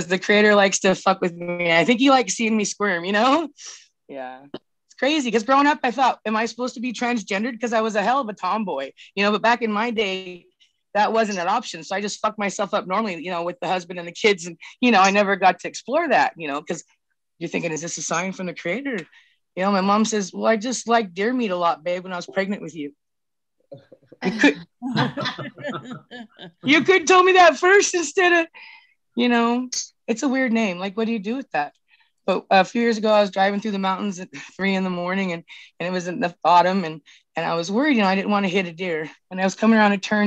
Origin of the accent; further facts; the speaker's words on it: Northern California, United States; We're Hoopa from Northern California.